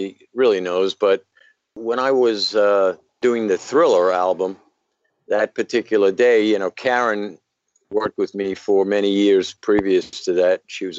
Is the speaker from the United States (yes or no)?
yes; New York City, New York, United States; now in Clearwater, United States; I grew up in Brooklyn, New York, in a area called Bed-Stuy, as short for Bedford-Stuyvesant.